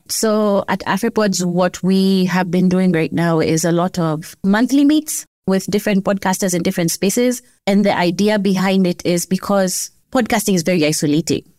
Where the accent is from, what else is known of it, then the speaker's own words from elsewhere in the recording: Kenya; As a Kenyan